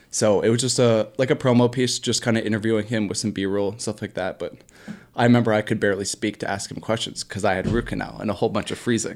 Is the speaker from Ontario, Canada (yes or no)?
yes; Bolton, Ontario, Canada; my hometown of Bolton, Ontario